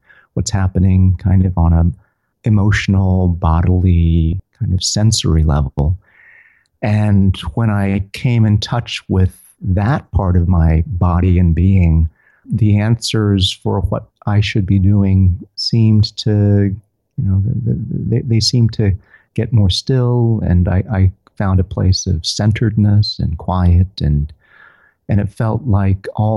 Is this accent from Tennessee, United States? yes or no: yes; Tennessee, United States; I'm from Tennessee